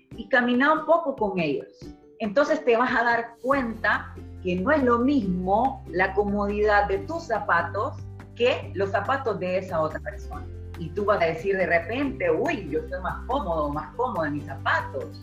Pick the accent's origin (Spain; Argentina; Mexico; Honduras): Honduras; hondureña 100%